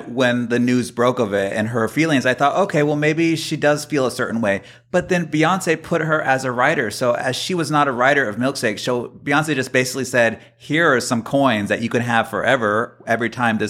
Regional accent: New York, United States; being a New Yorker myself

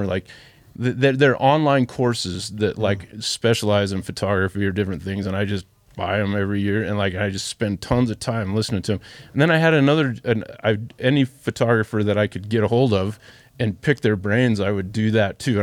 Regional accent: Ogden, Utah, United States; I grew up in Ogden, inner Ogden

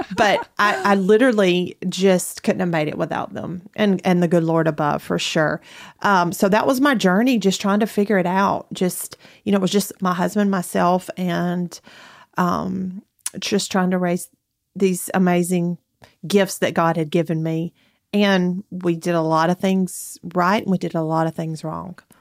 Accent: Athens, Alabama, United States; moved away as an adult; now in Huntsville, United States; I'm originally from Athens, Alabama, which is not very far from here.

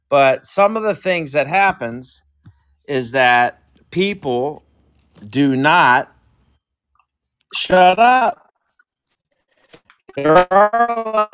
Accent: Dublin, Ohio, United States; from Dublin, Ohio

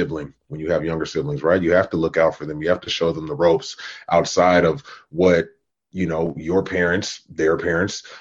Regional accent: Oakland, California, United States; Born and raised in Oakland, California. Northern California child

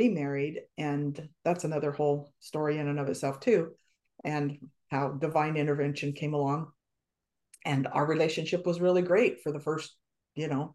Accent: Wyoming, United States; We're both from Wyoming, you know, that's kind of a unique environment, I guess you'd say, to grow up in. We both grew up in small towns.

